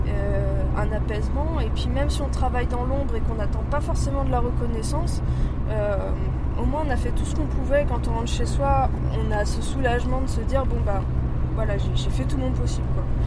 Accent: Paris, Île-de-France, France; Ma mère, d'ailleurs, quand j'étais petite à Paris, nous emmenait goûter euh, au Père Lachaise

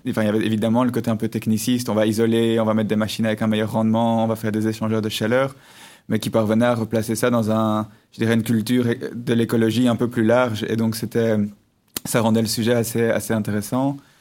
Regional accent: Brussels, Brussels-Capital Region, Belgium; je suis né en 1986 à Bruxelles, euh, j'ai grandi à Bruxelles, j'ai étudié à Bruxelles

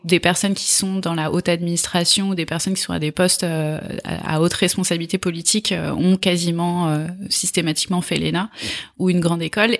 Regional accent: Draveil, Île-de-France, France; also born or lived in Australia / New Zealand; je suis née euh, à Draveil, dans l'Essonne

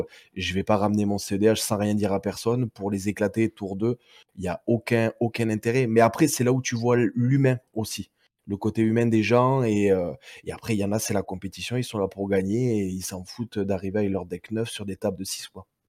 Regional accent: Perpignan, Occitania, France; sur Perpignan. Donc, bien, bien, bien en bas de la France. Après, ça doit s'entendre à mon accent

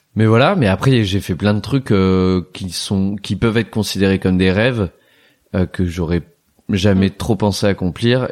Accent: Roanne, Auvergne-Rhône-Alpes, France; now in Paris, France; ma ville natale, Roanne

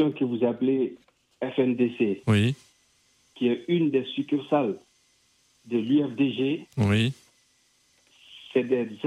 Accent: Guinea; moved away; j'aspire à la démocratie dans mon pays d'origine qui est la Guinée

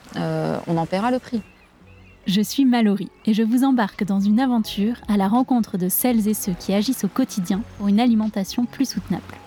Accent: La Rochelle, Nouvelle-Aquitaine, France; J'ai grandi à La Rochelle, sur la côte atlantique

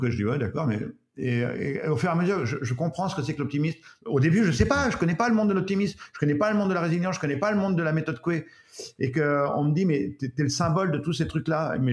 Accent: Breton, Brittany, France; en tant que breton

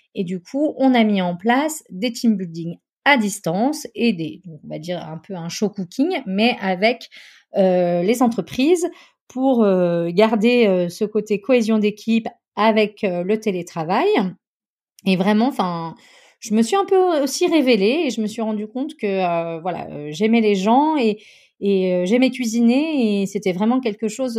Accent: Chamonix, Auvergne-Rhône-Alpes, France; j'ai grandi à Chamonix, dans une petite ville euh, au pied du Mont Blanc

